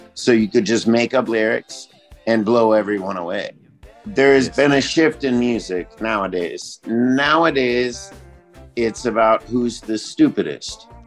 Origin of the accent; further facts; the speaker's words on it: Monrovia, Montserrado, Liberia; I grew up in Africa. I grew up in Monrovia, Liberia, in West Africa.